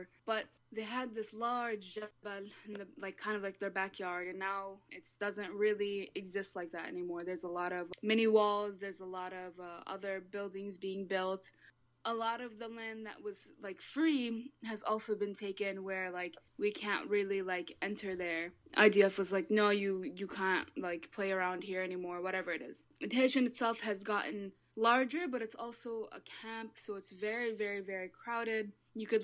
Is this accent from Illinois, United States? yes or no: yes; Chicago, Illinois, United States; I was born and raised in Chicago